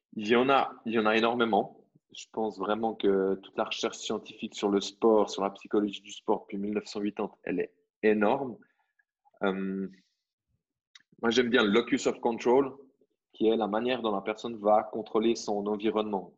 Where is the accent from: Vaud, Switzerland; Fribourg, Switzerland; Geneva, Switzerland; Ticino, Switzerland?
Vaud, Switzerland; je suis né en Suisse